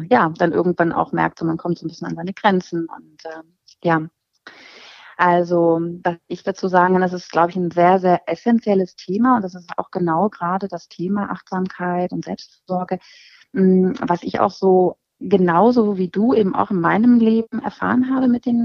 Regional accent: Hanover, Lower Saxony, Germany; äh, ich komme aus Hannover und ähm, ja, bin 43 Jahre alt

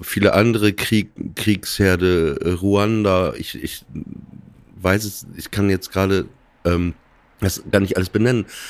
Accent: Germany; ich bin deutsch in erster Linie, aber meine Mutter kommt aus Russland

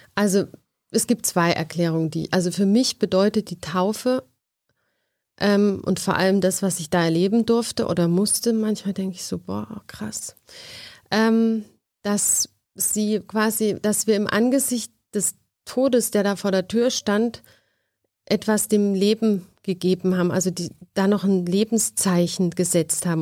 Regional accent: near Heidelberg, Baden-Württemberg, Germany; Aus der Nähe von Heidelberg

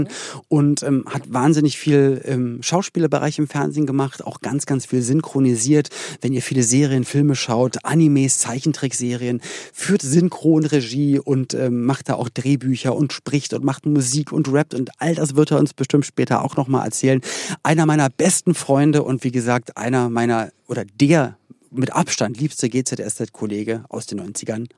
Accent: Berlin, Germany; wir in Berlin-Spandau

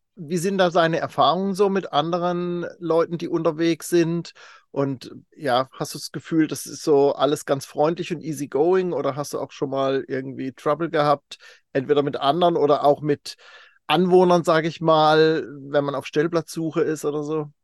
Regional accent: Kaiserstuhl, Baden-Württemberg, Germany; moved away; Ich komme ursprünglich vom Kaiserstuhl

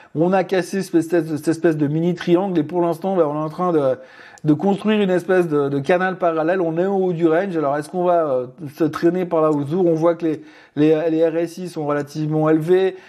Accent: Switzerland; chez nous en Suisse

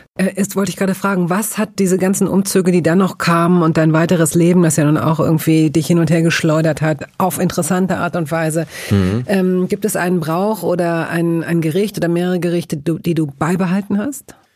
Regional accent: western Germany, Germany; da, wo ich groß geworden bin, nämlich im Westen Deutschlands

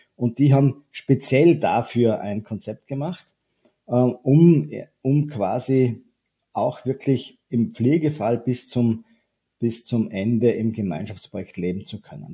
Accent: Vorarlberg, Austria; moved away as an adult; now in Vienna, Austria; Ich bin ursprünglich auch äh, Vorarlberger, komme aus dem wilden Westen Österreichs und lebe aber schon mein halbes Leben mittlerweile in Wien

